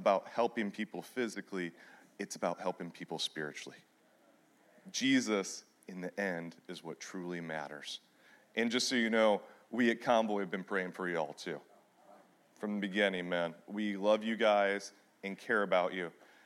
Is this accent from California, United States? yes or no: no; Michigan, United States; now in Missouri, United States; I am originally from Michigan